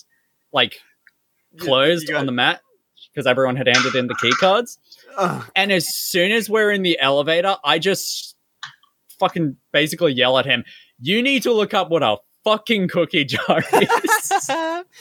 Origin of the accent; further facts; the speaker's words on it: Australia; me, an Australian